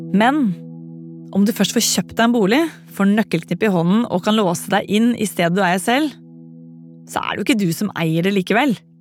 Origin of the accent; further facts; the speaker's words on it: Bærum, Akershus, Norway; Da jeg vokste opp i Bærum på 80- og 90-tallet